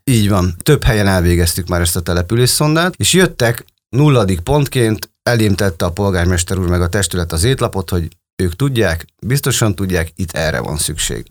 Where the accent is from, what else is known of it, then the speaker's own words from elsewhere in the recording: a settlement in Békés, Hungary; now in Szeged, Hungary; egy békési településről származom, tehát vidéki gyerekként